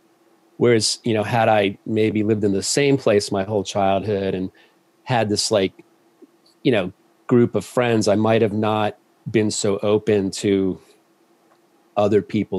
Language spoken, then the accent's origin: English; Ohio, United States; also born or lived in Georgia; I grew up mostly in Ohio and a little bit in Georgia.